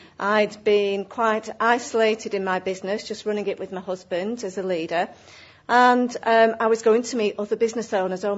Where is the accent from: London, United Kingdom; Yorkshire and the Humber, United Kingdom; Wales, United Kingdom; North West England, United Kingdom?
North West England, United Kingdom; Accrington; my hometown of Accrington